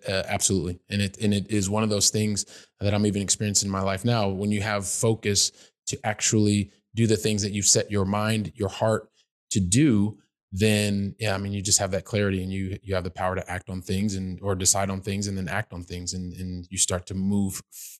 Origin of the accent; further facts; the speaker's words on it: Columbus, Ohio, United States; because I grew up in Columbus, Ohio. And I was kind of like, well, I spoke English somewhat well.